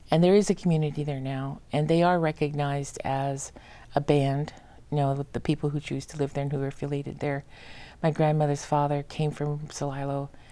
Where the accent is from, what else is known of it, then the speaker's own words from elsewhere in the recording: Madras, Oregon, United States; also born or lived in Santa Fe / Portland; I was raised in Central Oregon, went to school all twelve years at Madras High School